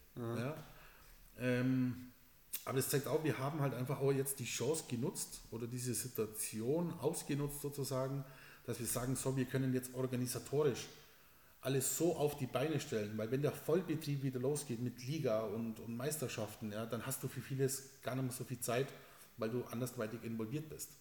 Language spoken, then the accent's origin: German; Southern Germany, Germany; also born or lived in Spain; bei uns im Süden